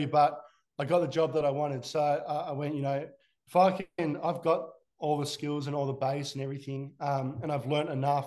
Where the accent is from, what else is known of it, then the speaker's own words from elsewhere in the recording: Australia; As an Aussie